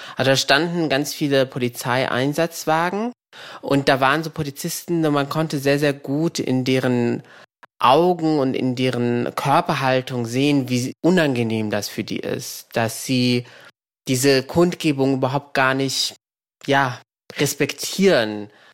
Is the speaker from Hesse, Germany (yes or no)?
yes; Frankfurt, Hesse, Germany; moved away; ich bin in Frankfurt geboren